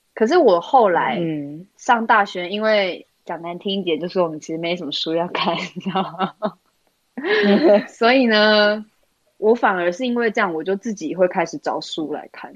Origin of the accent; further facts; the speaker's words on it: Taipei, Taiwan; 我是算是在台北市长大的小孩